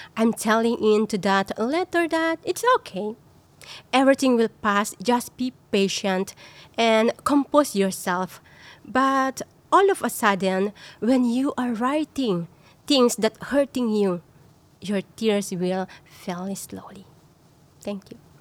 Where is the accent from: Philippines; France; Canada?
Philippines; moved away as an adult; now in Singapore; I'm from the Philippines and a foreign domestic workers for 10 years here in Singapore